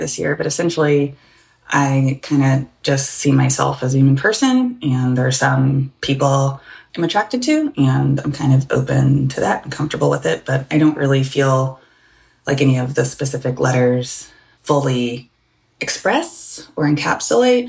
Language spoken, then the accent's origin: English; the South, United States; I grew up in the South, and so my dad's from the Caribbean